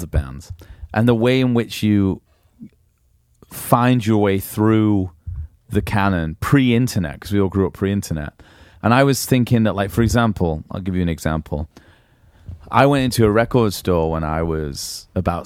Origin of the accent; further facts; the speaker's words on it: Manchester, North West England, United Kingdom; moved away; I grew up in Manchester